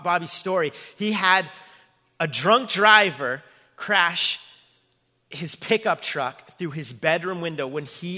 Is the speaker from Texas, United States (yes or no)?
no; Braintree, Massachusetts, United States; my hometown, my home church, Braintree, Massachusetts